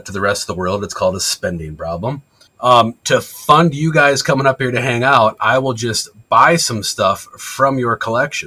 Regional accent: Michigan, United States; Being from Michigan

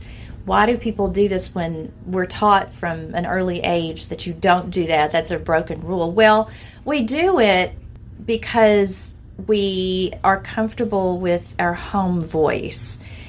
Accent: Lee County, Virginia, United States; accent: Appalachian; I'm from Lee County, Virginia, by the way. I'm from the area that Demon Copperhead is set in. If you have read Barbara Kingsolver's book, that's my home place. And so that's what you hear in my voice.

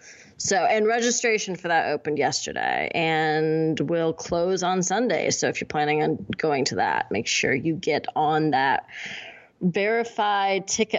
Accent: Buffalo, New York, United States; moved away; I grew up in Buffalo

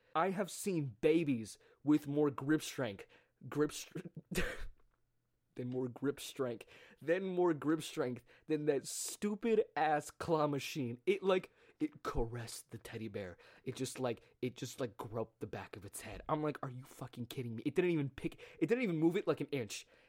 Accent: United States; someone who grew up in America

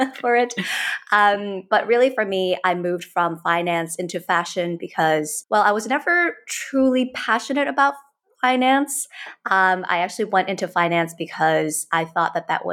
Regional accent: Hong Kong; also born or lived in United States; born and raised in Hong Kong, basically spent my entire life up until I was 18 in Hong Kong.

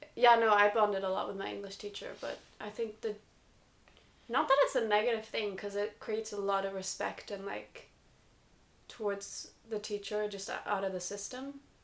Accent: United States; I'm American

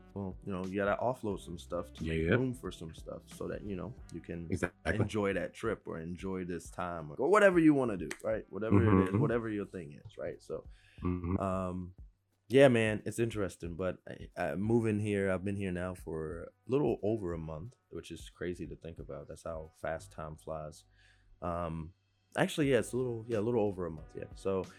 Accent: Southern Virginia, United States; also born or lived in Washington, District of Columbia, United States; I'm from Virginia. I'm from Southern Virginia, though, by birth, right? That's where I was, you know, reared and stuff, is Southern Virginia.

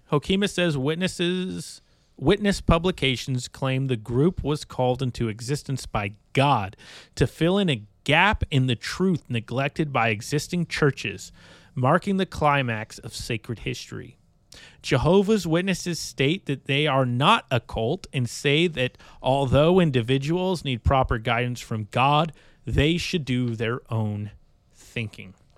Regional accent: Bay Area, California, United States; now in Iowa, United States; growing up in the Bay Area, California

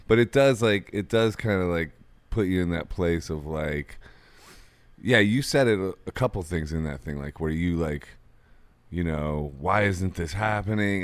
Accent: Akron, Ohio, United States; I'm from Akron

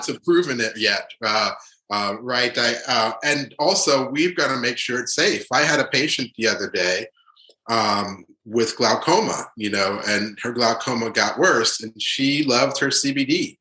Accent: New York, United States; also born or lived in Haiti / Providence, Rhode Island / Boston; I was born in Haiti, but uh, we moved uh, under the Duvalier uh, uh regime uh, to New York, and really grew up in New York

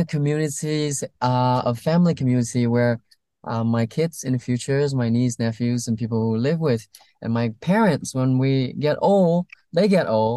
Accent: Vietnam; now in California, United States; I came from Vietnam

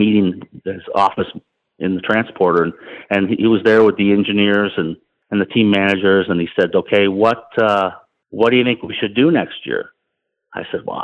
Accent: Toronto, Ontario, Canada; winning in my hometown race in Toronto

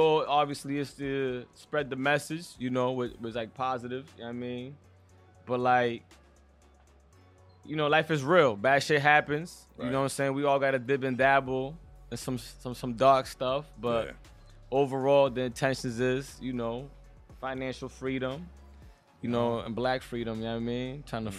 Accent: Boston, Massachusetts, United States; also born or lived in Dominican Republic; So I was born here. So I was born in Boston, but I did live in DR when I was young.

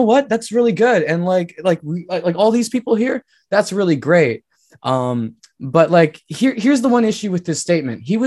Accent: Wet'suwet'en territory, British Columbia, Canada; I'm from Wet'suwet'en. So that's like Canada and BC

